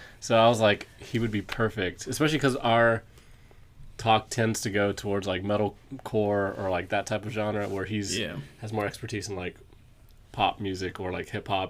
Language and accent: English; San Antonio, Texas, United States; I grew up growing up in San Antonio. Like, my type of music was always like influenced by Texas.